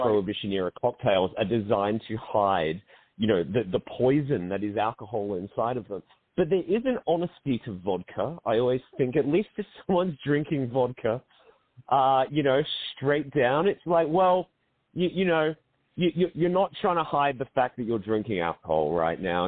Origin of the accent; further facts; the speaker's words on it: Australia; accent: Australian; now in London, United Kingdom; I'm an Australian based in London